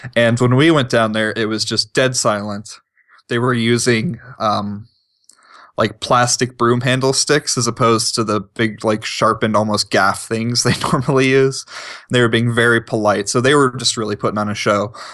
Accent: East Coast, United States; moved away as an adult; now in Montana, United States; growing up on the East Coast

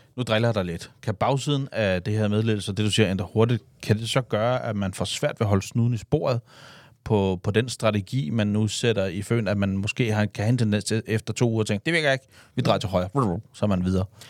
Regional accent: Denmark; vi danskere

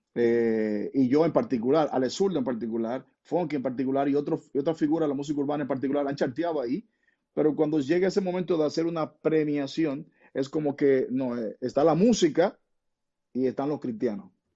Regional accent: Dominican Republic

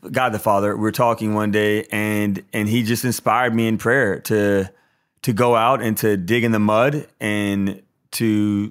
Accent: Baton Rouge, Louisiana, United States; Yeah, so I grew up here in Baton Rouge, Louisiana.

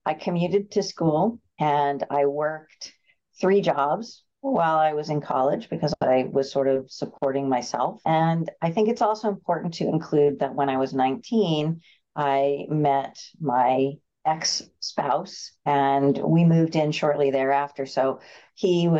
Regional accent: Concord, New Hampshire, United States; I was born and raised here in Concord

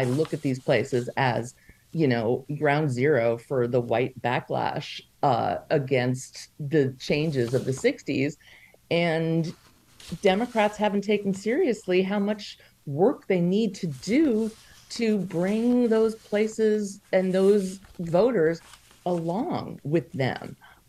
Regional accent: Oceanside, New York, United States; moved away; I grew up in Oceanside in Nassau County. It was a hotbed of white backlash in the 60s and 70s when I lived there.

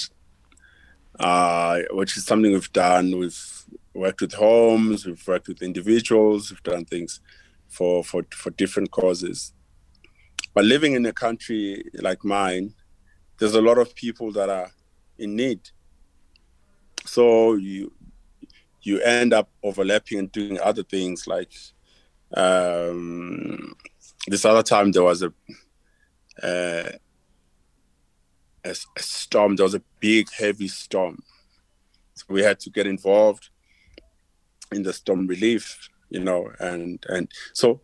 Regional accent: South Africa; growing up in Africa

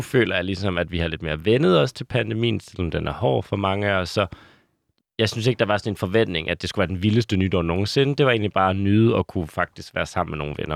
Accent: Aalborg, North Denmark Region, Denmark; moved away; fra min gamle hjemby, Aalborg

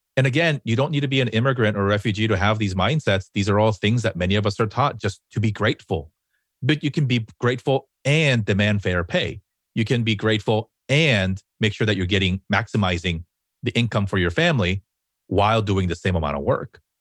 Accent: Los Angeles, California, United States

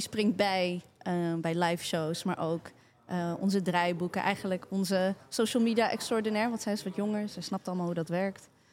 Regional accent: Maarssen, Utrecht, Netherlands; ik ben geboren en getogen in Maarsen.

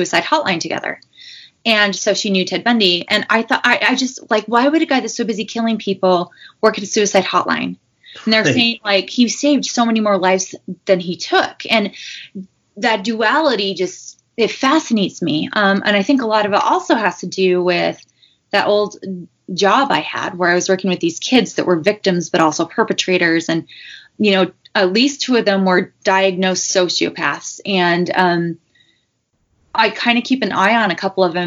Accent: Utah, United States; I grew up in Utah

